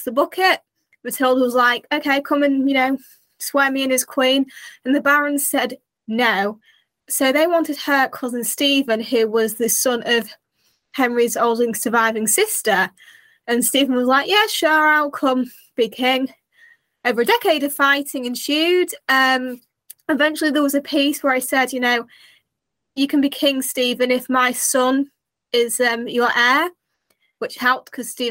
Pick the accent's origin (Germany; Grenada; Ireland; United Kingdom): United Kingdom; as a Brit